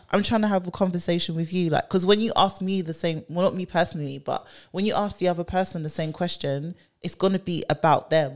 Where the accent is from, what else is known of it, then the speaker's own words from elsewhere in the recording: London, United Kingdom; born and bred